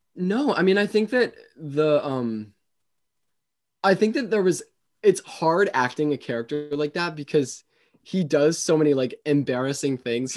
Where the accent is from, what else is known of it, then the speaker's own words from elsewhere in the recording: Westport, Connecticut, United States; I grew up in, um, well, I'm still here, but I'm in Westport, Connecticut